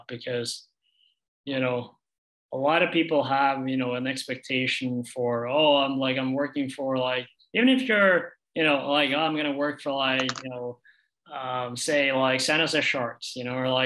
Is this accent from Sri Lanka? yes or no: no; Norway; moved away as an adult; also born or lived in United States; I'm from Norway